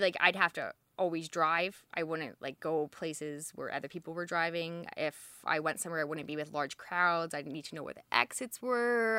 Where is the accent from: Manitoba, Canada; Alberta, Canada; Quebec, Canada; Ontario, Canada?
Alberta, Canada; moved away as an adult; also born or lived in Edmonton / Toronto; now in Halifax, Canada; I grew up in Alberta all over